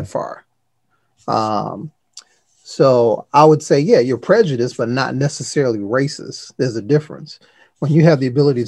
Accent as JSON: {"language": "English", "town": "Detroit", "region": "Michigan", "country": "United States", "tie": "born or raised there", "said": "I grew up in Detroit inner city public schools"}